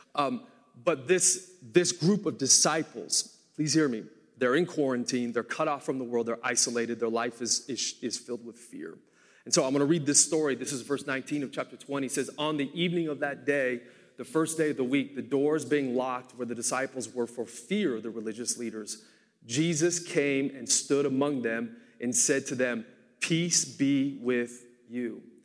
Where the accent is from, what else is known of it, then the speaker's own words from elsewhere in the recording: Portland, United States; moved away; I grew up in Portland and I lived there for seven years.